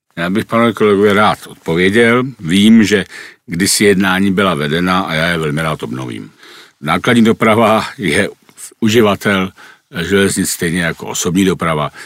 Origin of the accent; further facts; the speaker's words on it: Prague, Czechia; Já jsem vyrůstal jako dítě ve Strašnicích pod Rapidem